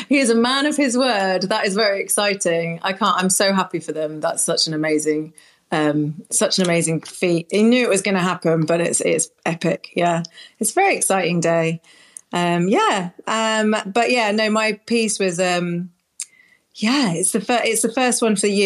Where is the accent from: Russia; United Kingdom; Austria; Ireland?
United Kingdom; I'm so British.